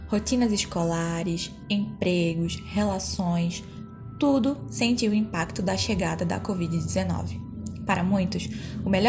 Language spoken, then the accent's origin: Portuguese; Pernambuco, Brazil; now in João Pessoa, Brazil; Eu sou pernambucana e tive a oportunidade de ir para casa quando tudo ficou mais complicado aqui em João Pessoa.